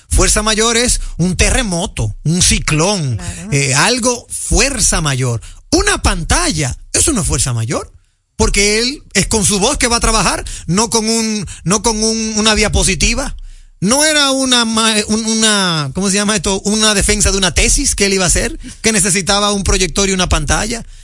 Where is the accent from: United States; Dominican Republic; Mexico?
Dominican Republic; como dominicano, no se siente mal